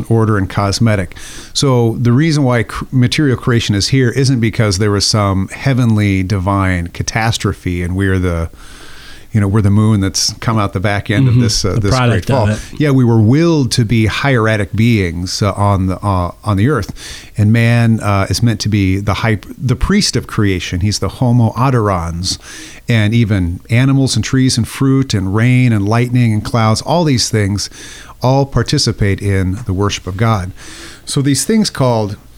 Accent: Nebraska, United States; I'm a landlubber from Nebraska

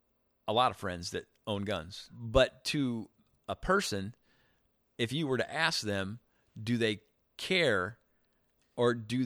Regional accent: Eureka, Illinois, United States; now in Chicago, United States; I grew up in a small town.

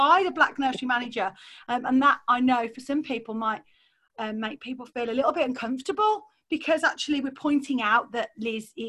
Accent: Solihull, West Midlands, United Kingdom; accent: posh Solihull; I've obviously got my posh Solihull accent on

